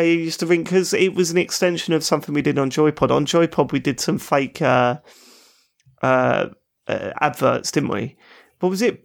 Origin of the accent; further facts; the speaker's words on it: London, United Kingdom; accent: South London; I'm not Cockney. It's not a Cockney accent. That's East London. I'm South London.